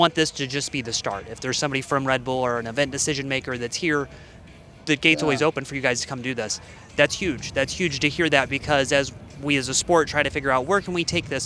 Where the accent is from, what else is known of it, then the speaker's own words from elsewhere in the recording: Illinois, United States; I grew up in Illinois. So I grew up like 5 hours directly east of here in St. Louis